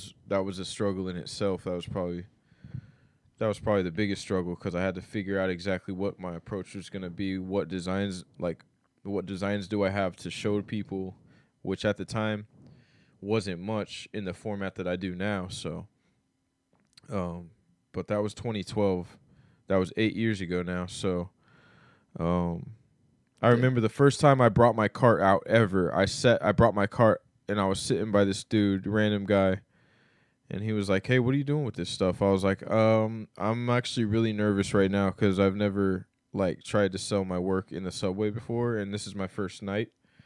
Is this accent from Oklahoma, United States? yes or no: yes; Oklahoma, United States; also born or lived in Florida / Mississippi / New Orleans / Seattle; now in New York, United States; born and raised there